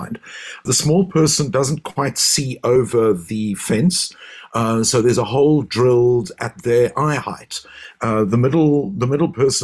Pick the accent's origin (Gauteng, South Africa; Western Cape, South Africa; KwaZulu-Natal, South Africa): Western Cape, South Africa; Cape Town; as South African Jews, as Cape Town Jews